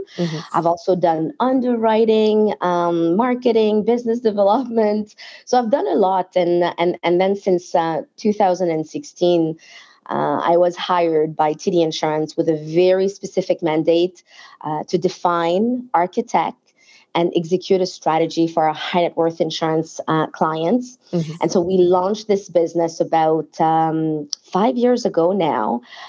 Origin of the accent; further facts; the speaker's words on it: France; English is a second language; moved away; So my family and I immigrated from France in the mid-90s. And I was given a shot at a job in an insurance company by a woman who really saw my potential, despite the fact that I barely spoke English then